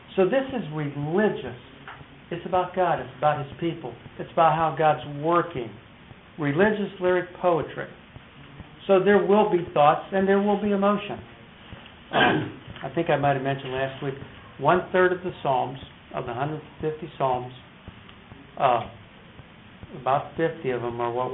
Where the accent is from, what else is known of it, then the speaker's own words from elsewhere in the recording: Detroit, Michigan, United States; I was from Motown